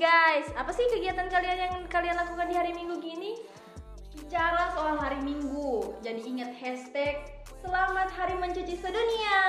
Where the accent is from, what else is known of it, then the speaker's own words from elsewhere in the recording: Palu, Central Sulawesi, Indonesia; kita ini orang Palu